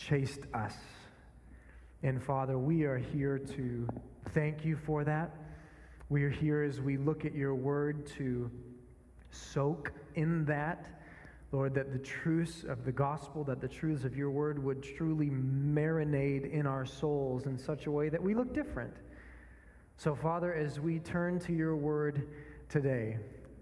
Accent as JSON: {"language": "English", "region": "northern Minnesota", "country": "United States", "tie": "born or raised there", "moved": "yes", "said": "I grew up in a small town in Minnesota, not quite Canada, but getting pretty close"}